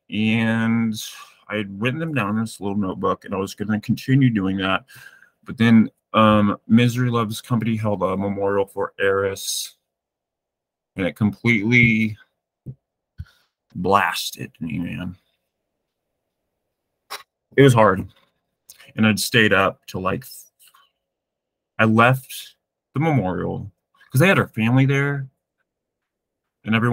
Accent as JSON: {"language": "English", "region": "Massachusetts", "country": "United States", "tie": "born or raised there", "also_born_or_lived": "Greece", "said": "I, I grew up in Massachusetts."}